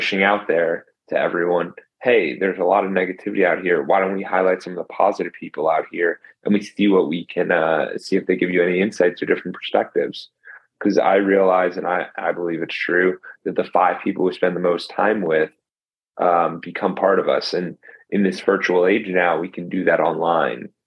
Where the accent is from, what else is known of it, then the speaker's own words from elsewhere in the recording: New Jersey, United States; moved away as an adult; also born or lived in Tampa, Florida; I grew up in Jersey, then went came down to Tampa for school